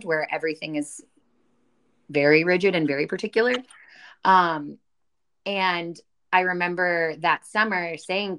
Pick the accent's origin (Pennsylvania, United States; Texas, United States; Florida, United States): Texas, United States; Dallas; moved away as an adult; now in Pittsburgh, United States; I'm originally from Dallas. I went to school in Pittsburgh. That's what brought me to Pittsburgh. That's where May and I are